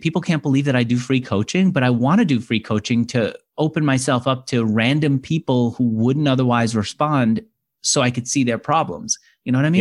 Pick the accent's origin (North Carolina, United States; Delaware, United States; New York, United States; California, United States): New York, United States; as a New Yorker growing up wanting to be, um, uh, an, an entrepreneur